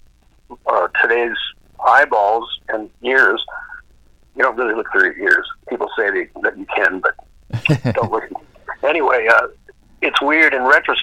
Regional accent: Duluth, Minnesota, United States; moved away; I was from Duluth, Minnesota

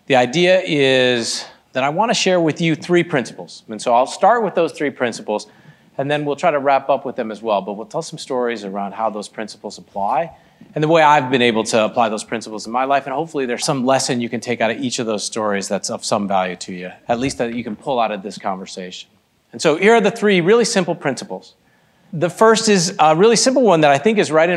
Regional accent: Michigan, United States; also born or lived in Boston, Massachusetts; I was born in Boston, Massachusetts, spent my life mostly in the Midwest, in the great Midwest, in Michigan, and was raised by two Indian immigrants

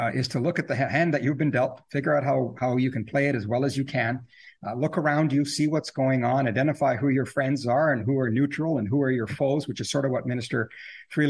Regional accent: Canada; as Canadian people

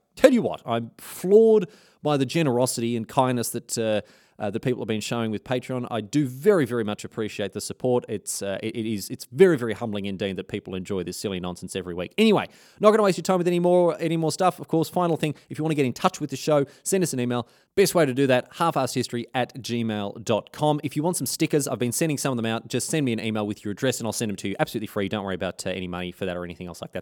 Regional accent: Australia; as an Australian

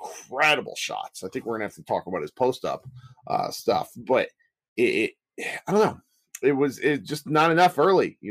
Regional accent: Kansas City, United States; I was born in Kansas City

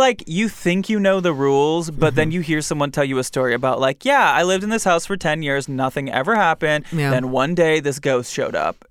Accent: Michigan, United States; I'm from Michigan. We have basements, too.

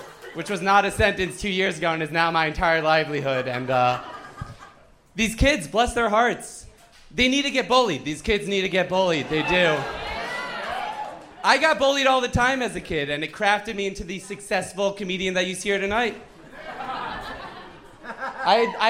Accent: Bergen County, New Jersey, United States; I'm from Bergen County, North Jersey

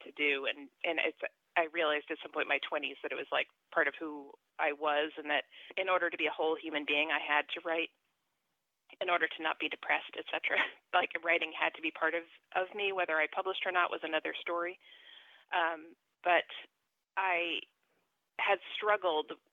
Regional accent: New Jersey, United States; I'm from New Jersey

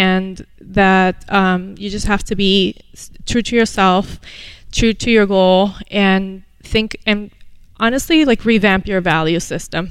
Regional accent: Venezuela; moved away as an adult; now in United States; I was born here, moved to Venezuela when I was 7, and came back at the age of 19, ready for college

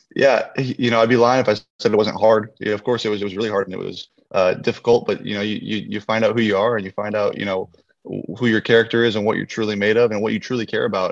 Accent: just north of San Francisco, Northern California, United States; born or raised there

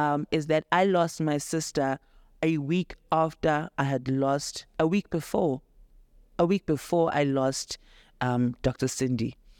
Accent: Daveyton, Gauteng, South Africa; I'm from Davidton in the East Rand

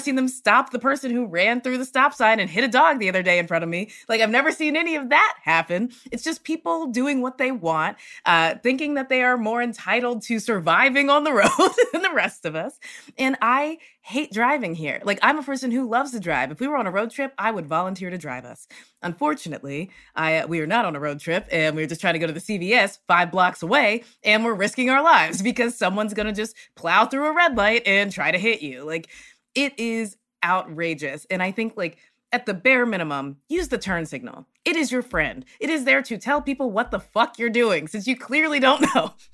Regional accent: the South, United States; now in Los Angeles, United States; I'm from the South

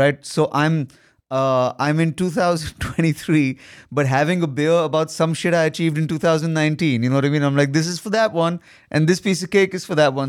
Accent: India; I'm an Indian son

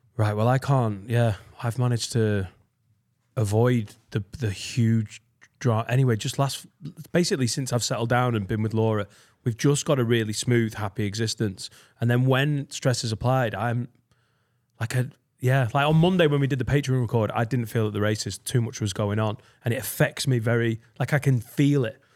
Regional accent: Preston, North West England, United Kingdom; Penwether, where I grew up in Preston, which is a suburb of Preston

